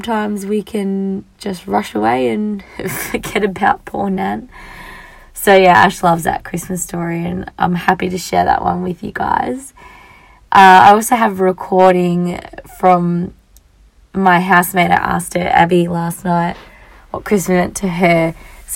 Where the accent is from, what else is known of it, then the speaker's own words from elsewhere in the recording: Australia; I'm just an Australian girl